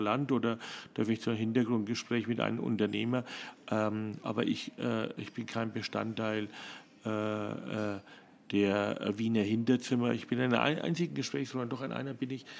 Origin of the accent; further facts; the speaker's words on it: Germany; moved away as an adult; now in Vienna, Austria; als Deutscher